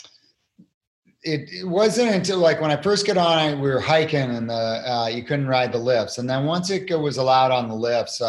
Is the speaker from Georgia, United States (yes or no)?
no; Cape Cod, Massachusetts, United States; I was born and raised on Cape Cod, Massachusetts at 200 feet above sea level